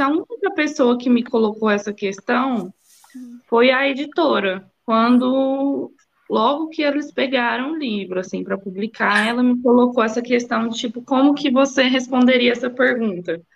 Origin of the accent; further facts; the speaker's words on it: Uberlândia, Minas Gerais, Brazil; moved away as an adult; also born or lived in São Paulo; Eu sou, eu sou mineira, né, sou de Uberlândia